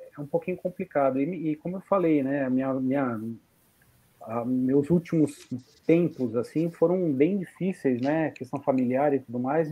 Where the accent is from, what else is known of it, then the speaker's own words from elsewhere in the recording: São Paulo, Brazil; eu sou paulistano